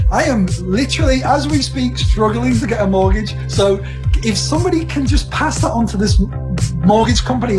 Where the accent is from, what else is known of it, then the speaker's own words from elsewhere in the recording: Liverpool, North West England, United Kingdom; moved away as an adult; now in Canada; I'm from Liverpool in England. Yes, so I'm in Liverpool now.